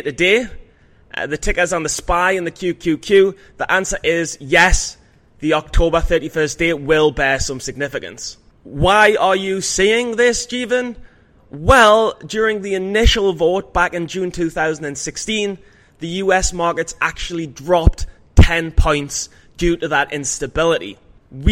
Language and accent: English; England, United Kingdom; As an Englishman